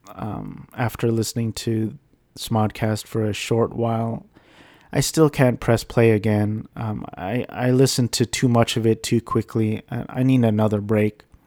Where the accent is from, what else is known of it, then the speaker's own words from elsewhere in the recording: Garden Grove, California, United States; which is where I grew up in California.